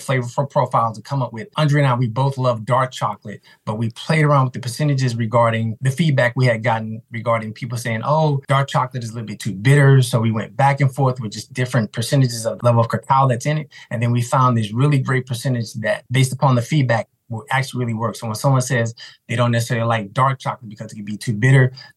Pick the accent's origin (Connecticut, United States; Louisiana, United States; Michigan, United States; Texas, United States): Texas, United States; Houston; moved away as an adult; also born or lived in New York; Originally, I'm from Houston, Texas